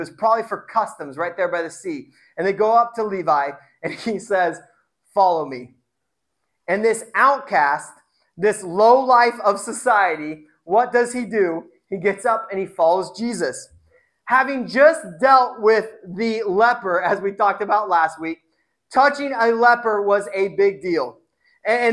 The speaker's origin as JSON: {"language": "English", "region": "Indiana", "country": "United States", "tie": "born or raised there", "moved": "yes", "lives_now": "Tacoma, United States", "said": "I grew up in Indiana, so it's like everyone's a Christian"}